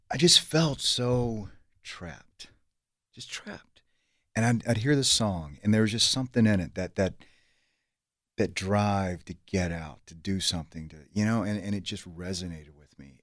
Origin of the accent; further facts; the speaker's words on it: Savannah, Georgia, United States; moved away; also born or lived in Los Angeles; I grew up outside of Savannah, a few miles outside of Savannah, uh, in a trailer park, dirt poor